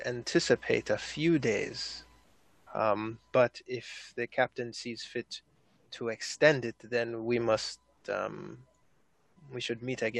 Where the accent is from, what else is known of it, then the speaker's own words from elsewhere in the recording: Maine, United States; Went to high school in Maine.